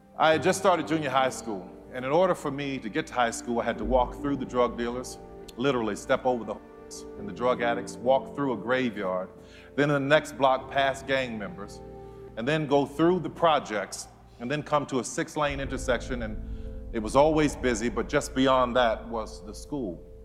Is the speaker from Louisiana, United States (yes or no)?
yes; New Orleans, Louisiana, United States; I grew up in New Orleans